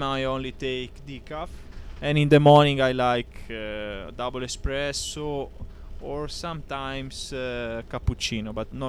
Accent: Tuscany, Italy; English is a second language; I come from Tuscany

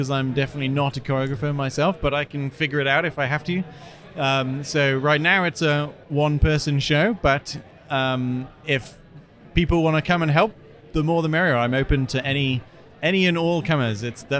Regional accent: United Kingdom; moved away as an adult; now in Sioux Falls, United States; my growing up in Britain

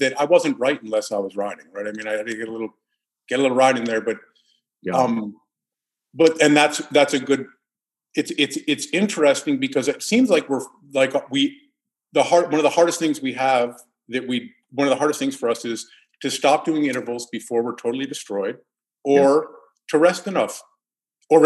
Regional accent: New York City, New York, United States; I grew up in New York City

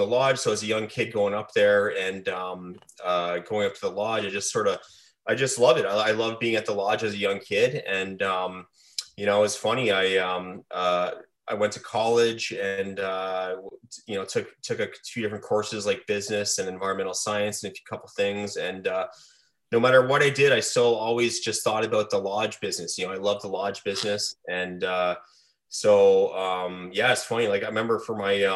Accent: Ontario, Canada; I'm from Ontario originally

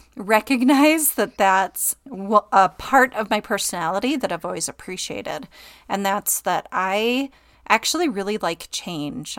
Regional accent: Okemos, Michigan, United States; moved away as an adult; also born or lived in Traverse City, Michigan / Georgia; now in Utah, United States; I grew up, um, near Lansing, Michigan, and Okemos

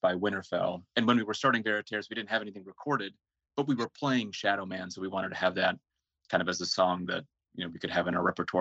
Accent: Seattle, Washington, United States; also born or lived in Finland; And I was born in Finland, but moved to the U.S. as a little baby. So I grew up in the Seattle area.

